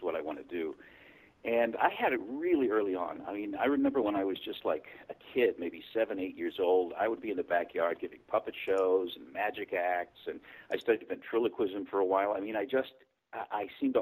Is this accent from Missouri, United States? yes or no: yes; St. Louis, Missouri, United States; moved away as an adult; also born or lived in East Coast; now in Los Angeles, United States; I was born in St. Louis, Missouri. And I lived there till I was about 21